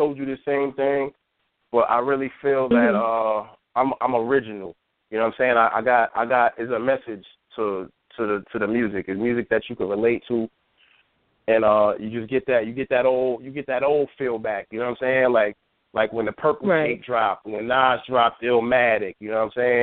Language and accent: English; Yonkers, New York, United States; I'm from Yonkers, born and raised